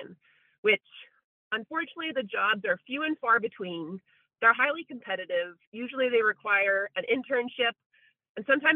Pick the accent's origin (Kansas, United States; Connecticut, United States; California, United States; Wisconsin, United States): Connecticut, United States; moved away as an adult; also born or lived in Rhode Island / Massachusetts; now in Santa Cruz, United States; I was born in Connecticut, went to my undergraduate in Rhode Island, and then vet school in Massachusetts